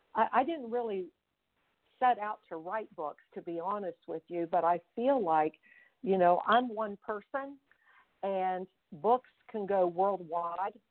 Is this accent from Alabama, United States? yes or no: no; Fairmont, West Virginia, United States; I grew up in Fairmont, West Virginia, and I am one of seven children